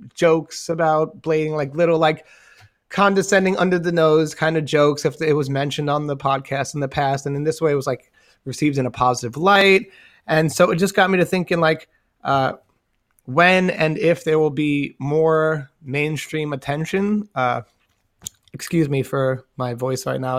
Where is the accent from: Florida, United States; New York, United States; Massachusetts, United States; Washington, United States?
New York, United States; New York City; I'm from Staten Island